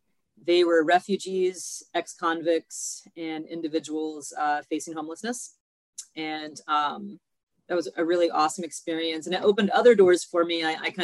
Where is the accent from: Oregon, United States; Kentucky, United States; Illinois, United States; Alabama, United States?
Kentucky, United States; moved away as an adult; now in Chicago, United States; I have been in Chicago for about 20 years. I came here from Kentucky, where I got my culinary degree in Louisville.